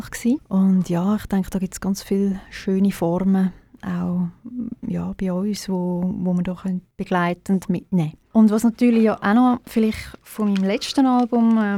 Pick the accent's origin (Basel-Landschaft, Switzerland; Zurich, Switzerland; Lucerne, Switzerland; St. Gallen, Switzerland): Zurich, Switzerland; Birmensdorf; Sie hat gesagt, ich sei in Birmisdorf, wo ich aufgewachsen bin, viel auf dem Maritiseilen und habe die ganze Zeit gesungen.